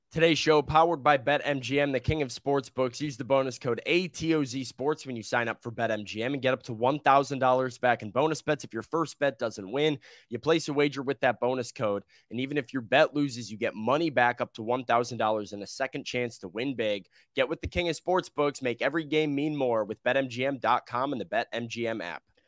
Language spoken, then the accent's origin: English; Big Ten country, Midwest, United States; now in Nashville, United States; growing up in Big Ten country